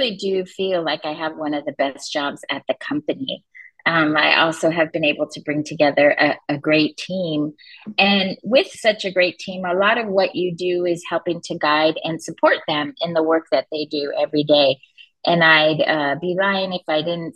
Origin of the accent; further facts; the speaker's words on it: Los Angeles, California, United States; I grew up in Los Angeles